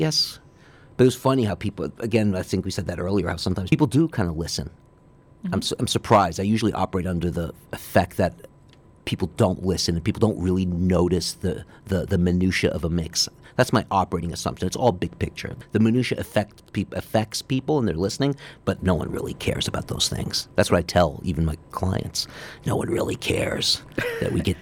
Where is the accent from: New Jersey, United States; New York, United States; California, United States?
New York, United States; New York City; Growing up on the Upper East Side, my mom was a classical pianist